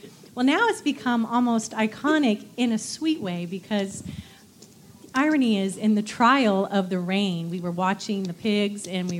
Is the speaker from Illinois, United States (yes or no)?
no; Arizona, United States; now in Texas, United States; I'm from Arizona